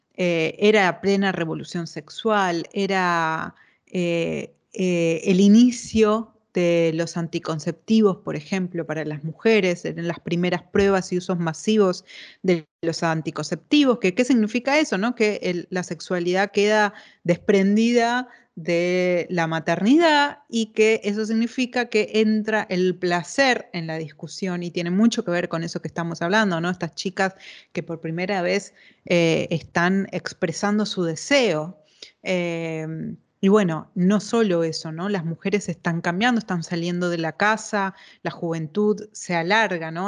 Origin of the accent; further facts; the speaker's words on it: Neuquén, Argentina; yo soy neuquina